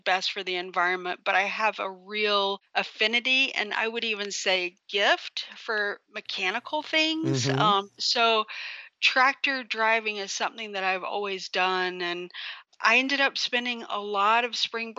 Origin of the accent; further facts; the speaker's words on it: Brevard, North Carolina, United States; I grew up in Brevard, North Carolina.